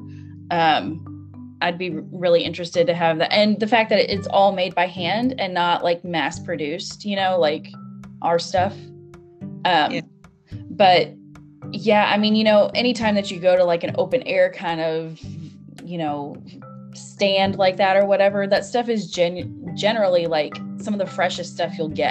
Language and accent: English; United States; also born or lived in Kentucky; I'm from the United States because my accent